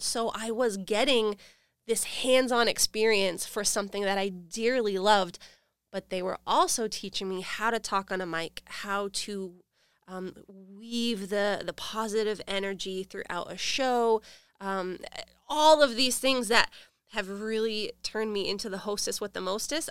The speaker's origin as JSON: {"language": "English", "town": "Rochester", "region": "New Hampshire", "country": "United States", "tie": "born or raised there", "moved": "as an adult", "lives_now": "South Florida, United States", "said": "I was born and raised in Rochester, New Hampshire"}